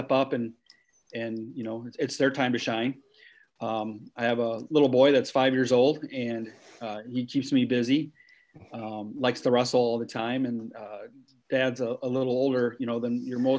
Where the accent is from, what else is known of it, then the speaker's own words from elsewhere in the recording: Dike, Iowa, United States; I, was born the fifth out of seven kids in, Dike, Iowa, grew up on a farm